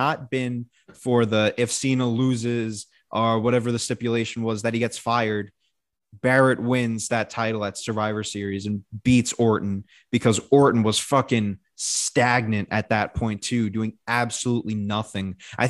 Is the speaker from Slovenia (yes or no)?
no; Winnipeg, Manitoba, Canada; Yeah, that was a go back to Toronto. I'm from Winnipeg, you idiot.